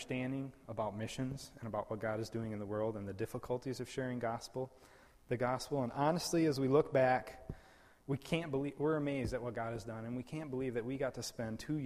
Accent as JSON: {"language": "English", "region": "West Michigan", "country": "United States", "tie": "born or raised there", "also_born_or_lived": "Papua New Guinea", "said": "I was born and raised in West Michigan"}